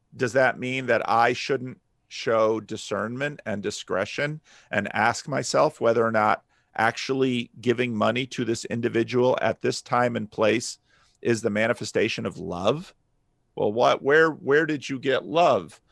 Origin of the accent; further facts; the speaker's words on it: New Jersey, United States; growing up in North Jersey